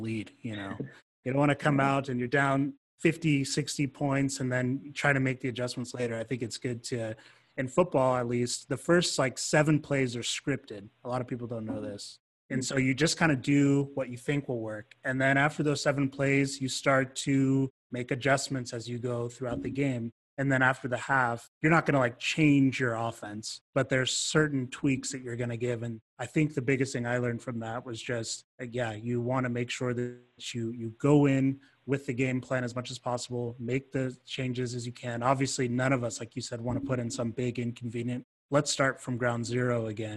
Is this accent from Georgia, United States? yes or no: yes; Georgia, United States; now in Utah, United States; I'm from Georgia